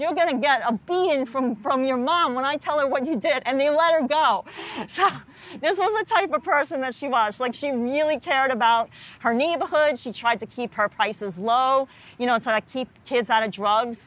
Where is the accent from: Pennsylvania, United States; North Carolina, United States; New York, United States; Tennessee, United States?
New York, United States; New York City; also born or lived in Harlem, New York City; grew up in the Bronx.